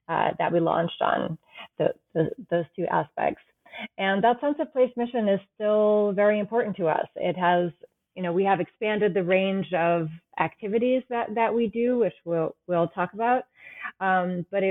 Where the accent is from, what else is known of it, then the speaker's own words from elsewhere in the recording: New England, United States; I grew up in New England